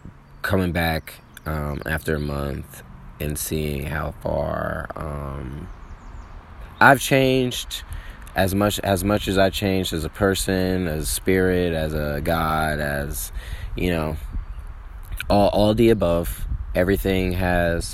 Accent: Atlanta, Georgia, United States; also born or lived in Chicago, Illinois; I'm from Atlanta, from the cities. Chicago is my birthplace

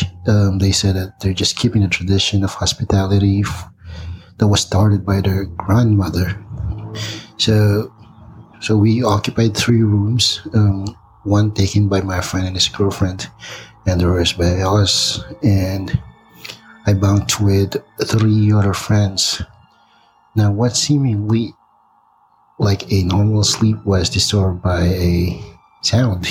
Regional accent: Philippines; moved away as an adult; now in Big Bear, United States

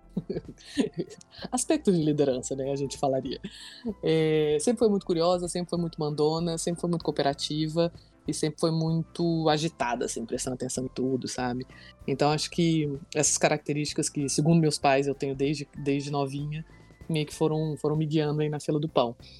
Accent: Brasília, Federal District, Brazil; eu nasci aqui em Brasília, é, sou filha né, da nossa capital federal

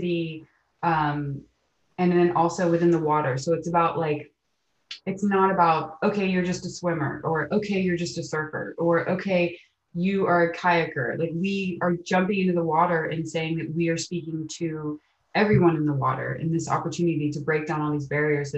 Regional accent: Amelia Island, Florida, United States; also born or lived in New York / San Clemente, California; I was born and raised in Amelia Island, Florida

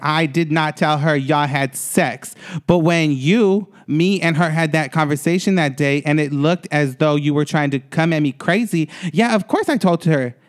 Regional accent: Atlanta, Georgia, United States; I'm from Atlanta, too.

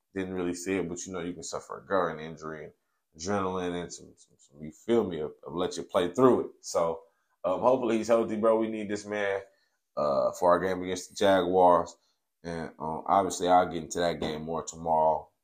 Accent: Bay Area, California, United States; growing up in the Bay Area

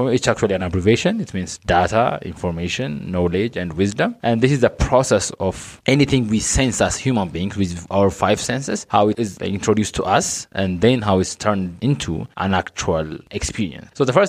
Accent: Addis Ababa, Ethiopia; I was born and raised in Addis

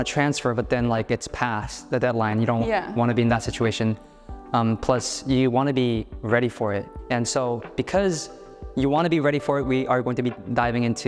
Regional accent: Seoul, South Korea; also born or lived in Santa Cruz, California; now in United States; I am from Seoul, South Korea

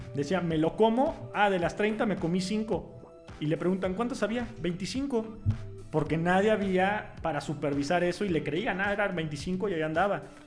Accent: Mexico; nosotros somos mexicanos

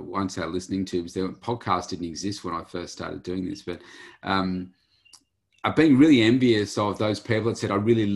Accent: Bendigo, Victoria, Australia; moved away as an adult; also born or lived in Melbourne; I come from a place called Bendigo in central Victoria and lived most of my life there

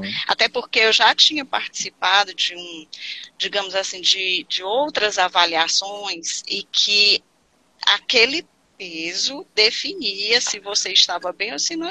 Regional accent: Fortaleza, Ceará, Brazil; Sou aqui do Ceará, sou de Fortaleza

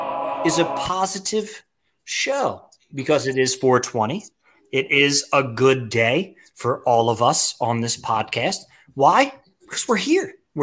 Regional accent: Pennsylvania, United States; I'm from Delco, Chester County. Let's go, Delaware County.

